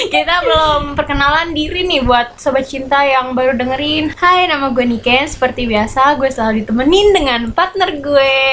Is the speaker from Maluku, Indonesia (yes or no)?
no; Jakarta, Indonesia; nih gue anak Jakarta nih nape nih